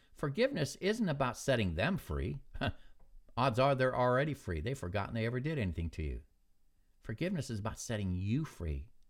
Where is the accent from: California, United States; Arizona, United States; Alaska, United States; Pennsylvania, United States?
Alaska, United States; moved away; I'd hardly ever come back to Alaska, to my hometown